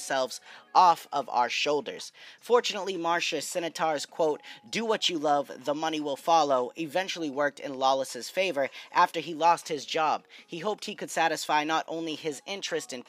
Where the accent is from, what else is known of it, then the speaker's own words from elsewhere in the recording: New England, United States; I am from New England